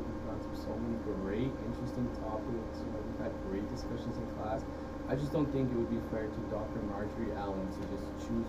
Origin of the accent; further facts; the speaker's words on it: Mexico; now in United States; I love Mexico. It's my home country.